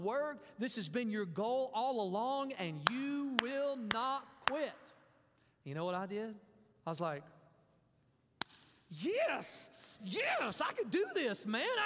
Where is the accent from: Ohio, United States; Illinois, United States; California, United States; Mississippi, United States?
Mississippi, United States; I'm from Mississippi